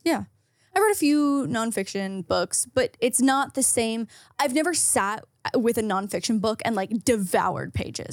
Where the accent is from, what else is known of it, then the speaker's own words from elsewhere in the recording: Canada; as a Canadian household, our whole basement smelled like my dad's hockey bag